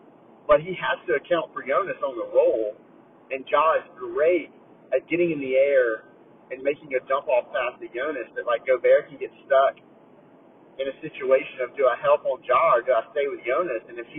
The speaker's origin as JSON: {"language": "English", "region": "New Jersey", "country": "United States", "tie": "born or raised there", "said": "I grew up in Jersey. I'm used to this. This is how I grew up."}